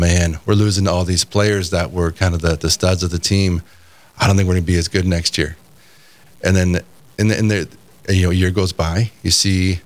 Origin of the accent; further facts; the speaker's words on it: California, United States; I grew up in California